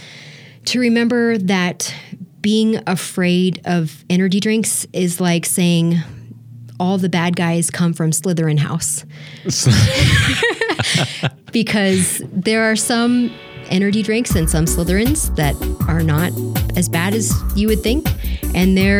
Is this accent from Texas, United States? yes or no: no; Southern California, United States; I'm from SoCal, so I've lived 20 minutes from Disneyland. So we went, that's a regular part of my childhood